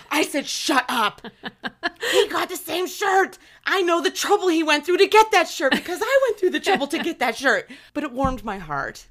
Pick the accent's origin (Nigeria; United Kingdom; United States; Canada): United States; Pittsburgh, Pennsylvania; we're hometown buddies. We're Penguins fans 'cause we're both from the Pittsburgh area.